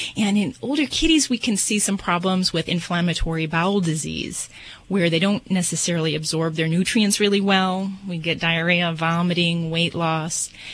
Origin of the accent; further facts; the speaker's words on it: Las Vegas, Nevada, United States; I'm from Vegas